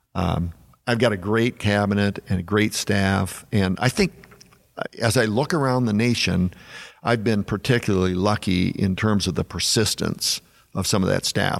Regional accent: South Dakota, United States; growing up in South Dakota

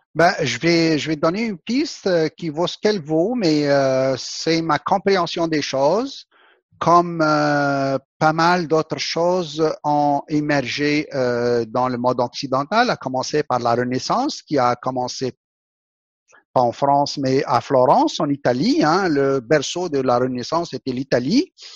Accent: Algeria; mon pays natal, l'Algérie

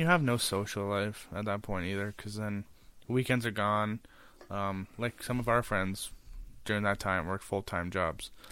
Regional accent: Smithville, Ontario, Canada; I was from Smithville, Ontario, and I never really used to go to Hamilton ever

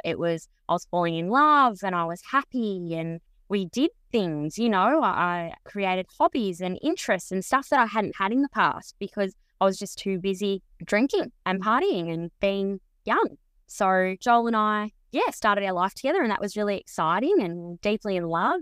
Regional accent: Mildura, Victoria, Australia; also born or lived in Bairnsdale; I was born in Mildura, but when I moved to Bensdale when I was early teens, fourteen

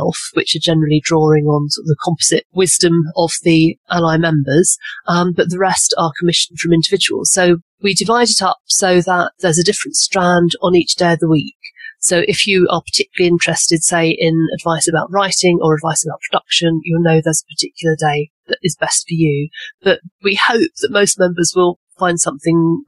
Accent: England, United Kingdom; I'm obviously English and based in a little village in the Cotswolds

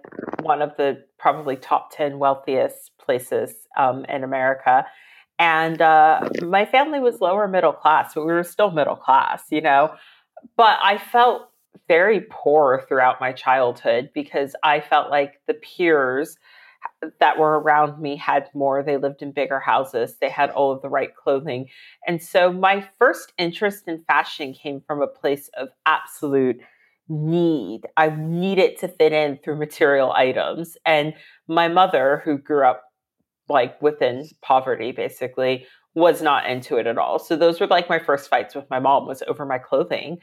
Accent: Virginia, United States; moved away as an adult; now in London, United Kingdom; I am American. I'm from Virginia

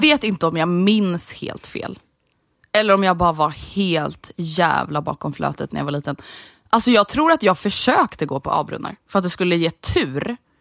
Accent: Sweden; som svensk vuxit upp med A-brunnar

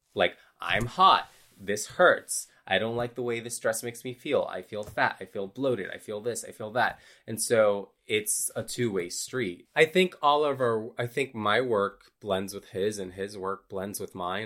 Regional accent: Honduras; I grew up in a religious cult in a third world country. I'm from Honduras.

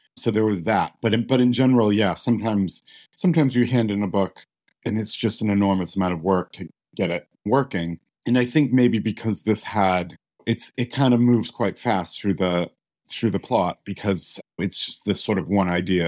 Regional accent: United States; I'm an American

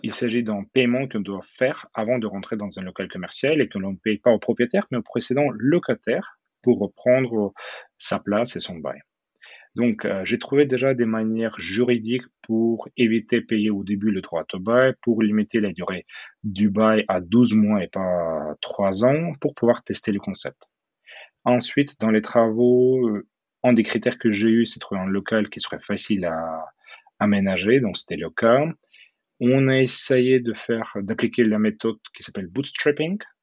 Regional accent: Odesa, Odesa Oblast, Ukraine; French is a second language; moved away as an adult; also born or lived in Kyiv, Ukraine / Moscow, Russia / Seattle, United States; now in Paris, France; Je viens d'Odessa, qui est une très belle ville en Ukraine, au bord euh, de la mer Noire, une ville que j'adore

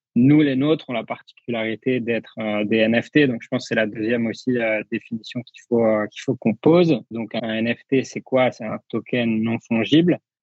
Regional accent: France; en tant que Français

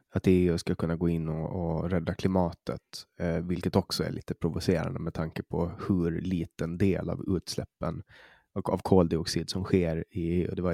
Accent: Åland, Finland; du hör, som ålänning så nej

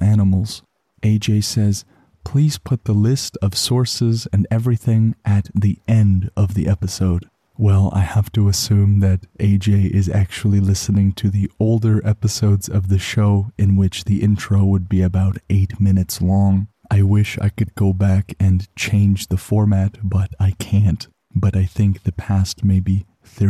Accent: Canada; as a Canadian

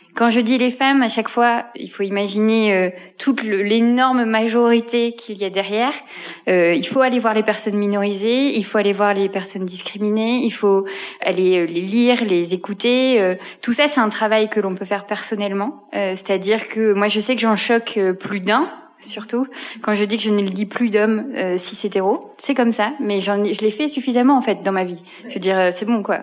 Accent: Belgium; now in France; j'y suis en tant que Belge

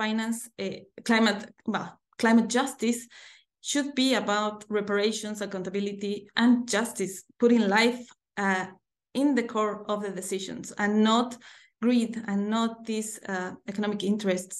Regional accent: Bolivia; I'm from Bolivia in South America.

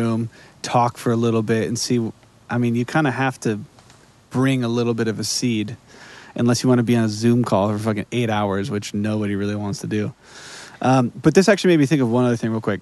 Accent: Wisconsin, United States; my home state.

